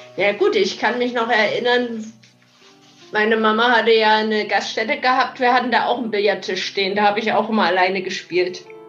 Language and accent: German; East Germany, Germany; ich bin ja im Osten aufgewachsen